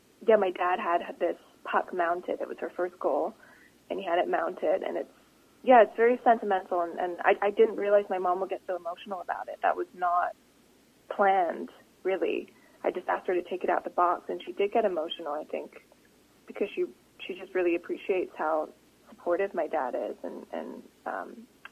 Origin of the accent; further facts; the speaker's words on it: Vancouver, British Columbia, Canada; accent: Canadian; also born or lived in United Kingdom; I was born in the UK, even though my English accent is virtually gone, especially when I'm, like, talking to people and like, old Canadian accent comes out.